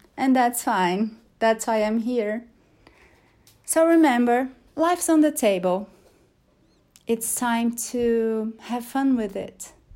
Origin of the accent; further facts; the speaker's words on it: Brazil; English is a second language; there's a joke we make here in Portuguese in Brazil, because in Brazil we don't speak Brazilian, we speak Portuguese.